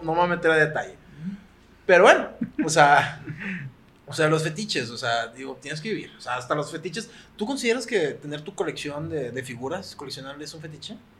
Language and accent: Spanish; Monterrey, Nuevo León, Mexico; nosotros somos de aquí de Monterrey